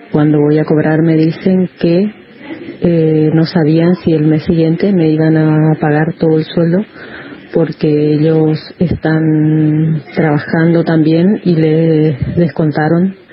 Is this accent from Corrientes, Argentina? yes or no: yes; Corrientes, Argentina; soy de Corrientes